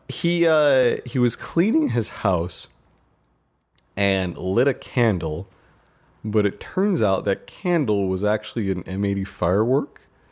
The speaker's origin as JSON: {"language": "English", "country": "United States"}